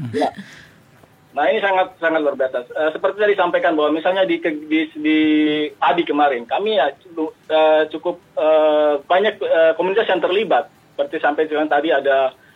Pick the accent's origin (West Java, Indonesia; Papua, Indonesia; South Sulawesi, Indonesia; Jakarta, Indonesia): Papua, Indonesia; kita orang Papua sendiri